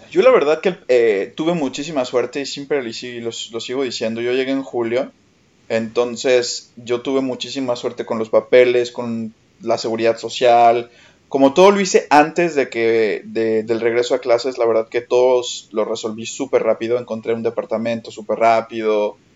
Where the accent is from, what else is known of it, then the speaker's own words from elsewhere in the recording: Mexico; moved away as an adult; now in Paris, France; soy mexicano, estoy estudiando una maestría de educación en París 8.